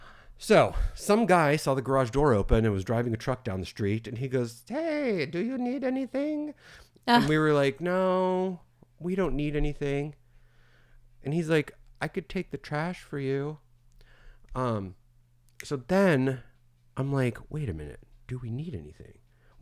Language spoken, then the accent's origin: English; Florida, United States; We're from Florida.